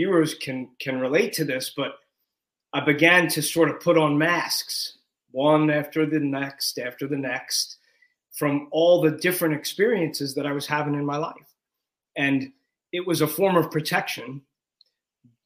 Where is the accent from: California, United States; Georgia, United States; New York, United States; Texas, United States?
New York, United States; I grew up in New York.